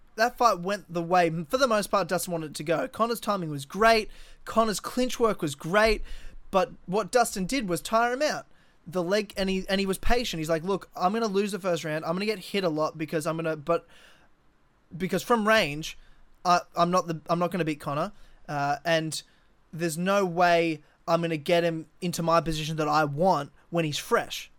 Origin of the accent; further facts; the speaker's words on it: Brisbane, Queensland, Australia; my hometown 'cause I love Brisbane